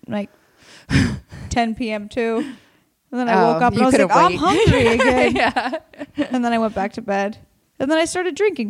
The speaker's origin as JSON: {"language": "English", "town": "Warrenton", "region": "Oregon", "country": "United States", "tie": "born or raised there", "also_born_or_lived": "Astoria, Oregon", "moved": "as an adult", "lives_now": "Los Angeles, United States", "said": "Then we went over the bridge, not the Washington Bridge, the other one, into Warrenton, Oregon"}